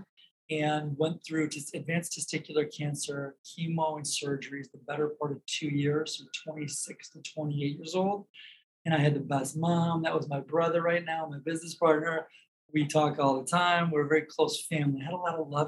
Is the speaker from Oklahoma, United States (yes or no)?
no; Detroit, Michigan, United States; moved away as an adult; now in Chicago, United States; I moved from the Detroit area where I'm from